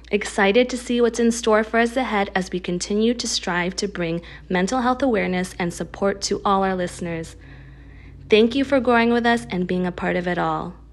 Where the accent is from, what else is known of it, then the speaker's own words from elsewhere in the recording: United States; As a Filipina American mental health practitioner, it's one of my goals to help our listeners and ourselves understand the importance of feeling our emotions